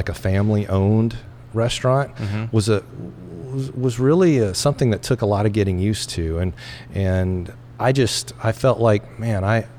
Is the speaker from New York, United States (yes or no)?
no; Tennessee, United States; also born or lived in Columbus, Ohio; now in Lynden, United States; growing up in Tennessee, Southern hospitality, I was a yes, ma'am, no, ma'am, yes, sir, no, sir, kind of guy.